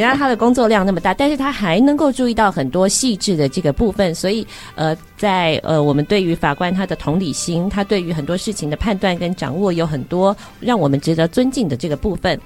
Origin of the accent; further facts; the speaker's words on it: Taiwan; first language Chinese; 我自己也觉得我是一个中文比较好的台湾人